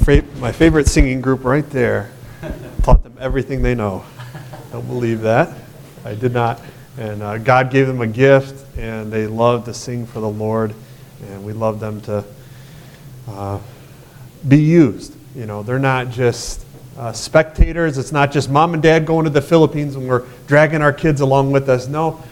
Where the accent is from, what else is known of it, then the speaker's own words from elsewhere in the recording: Michigan, United States; and I'm born and raised in Michigan.